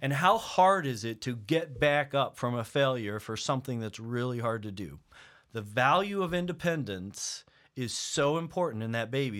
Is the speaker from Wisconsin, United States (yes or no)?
no; Table Rock Lake, Missouri, United States; moved away; I grew up on Table Rock Lake